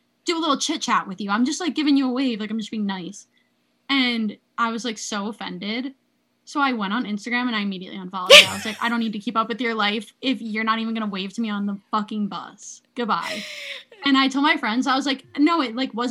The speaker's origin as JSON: {"language": "English", "region": "Pennsylvania", "country": "United States", "tie": "born or raised there", "said": "I'm from Pennsylvania. So a lot of people from my area growing up, different schools around me also went to Penn State."}